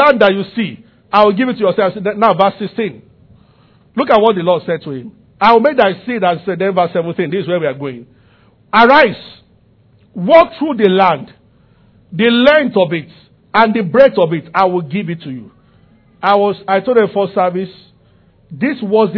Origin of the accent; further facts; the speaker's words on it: Abuja, Federal Capital Territory, Nigeria; I grew up in Abuja